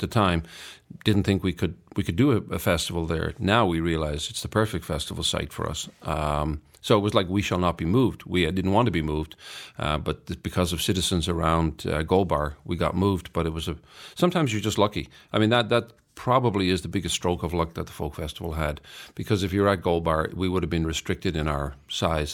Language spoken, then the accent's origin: English; Ireland; I'm Irish